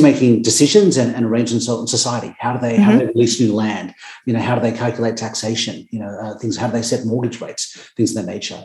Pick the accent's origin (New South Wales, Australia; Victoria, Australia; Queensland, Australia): New South Wales, Australia; Sydney; I grew up in Sydney, very close to where I live now. I grew up in Gordon